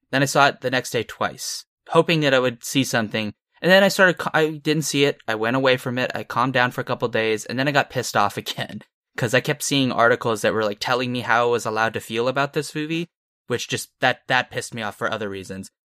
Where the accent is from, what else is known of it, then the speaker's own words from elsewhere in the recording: Santa Cruz, California, United States; I'm from Santa Cruz